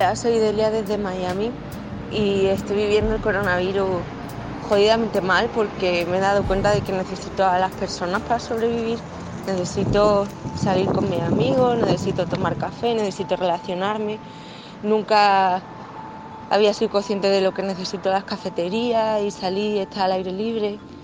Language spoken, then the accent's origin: Spanish; Chile; now in Marseille, France; soy chilena, vivo en Marsella desde hace varios años